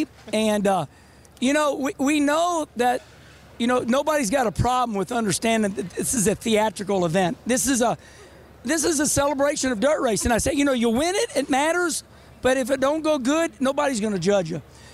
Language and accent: English; St. Louis, Missouri, United States; I was born literally 8 miles up the road here. I was born at Lutheran Hospital off Jefferson Street. And St. Louis is my home.